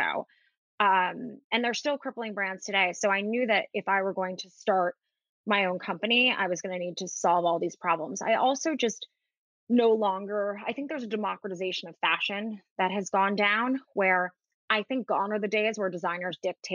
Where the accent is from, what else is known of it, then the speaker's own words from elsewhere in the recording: New York City, New York, United States; I grew up in Manhattan and I live in Manhattan